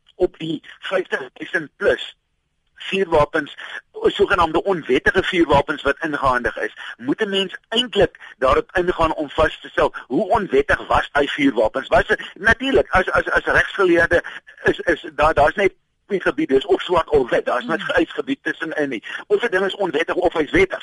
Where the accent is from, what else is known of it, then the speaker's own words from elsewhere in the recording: South Africa; ons as Suid-Afrikaners